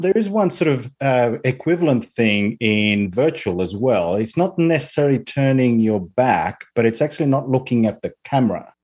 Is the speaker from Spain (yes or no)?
yes; Spain; moved away as an adult; also born or lived in Australia; now in United Kingdom; I'm currently living in the UK, although I've spent most of my life in Australia, um, despite growing up in Spain for my first 17 years.